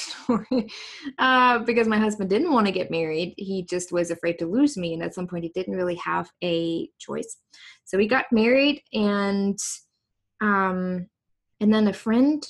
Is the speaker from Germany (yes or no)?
yes; East Germany, Germany; English is a second language; moved away as an adult; now in United States; I grew up in East Germany, so that was the former DDR